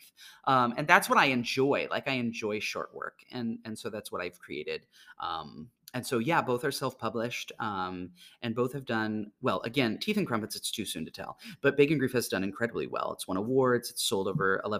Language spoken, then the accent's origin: English; Mahomet, Illinois, United States; I grew up in Mahomet, Illinois, not far from here